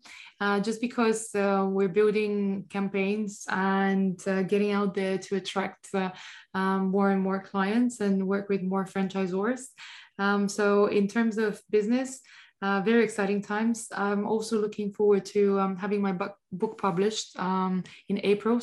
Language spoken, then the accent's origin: English; Bulgaria; moved away; My home country, Bulgaria